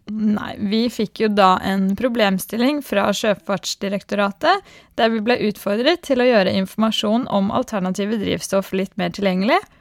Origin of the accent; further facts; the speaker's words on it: Skarnes, Innlandet, Norway; moved away as an adult; also born or lived in Haugesund / Trondheim; som dere kanskje hører, så er jeg fra Østlandet, nærmere bestemt et bitte lite sted kalt Skarnes